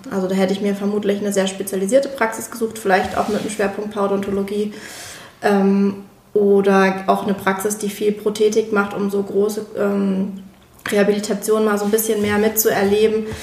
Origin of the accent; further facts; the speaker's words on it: Moers, North Rhine-Westphalia, Germany; also born or lived in Berlin; now in Leipzig, Germany; in meiner Heimat, ich komme ja ursprünglich aus Mörs.